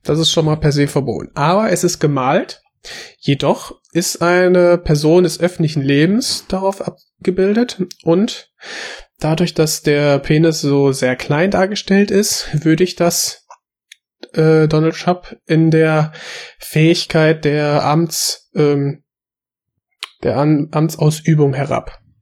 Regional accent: Germany; ich bin hier aufgewachsen

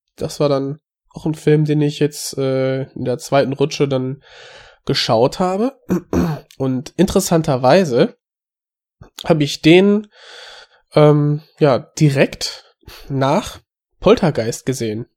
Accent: Germany; als Deutscher

